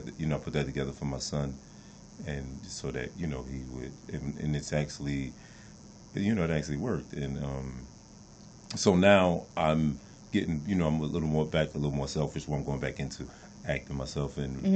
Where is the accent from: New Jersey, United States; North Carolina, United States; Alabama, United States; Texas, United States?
New Jersey, United States; moved away as an adult; But for myself, I came out here from New Jersey back in 96, and I came out here as an actor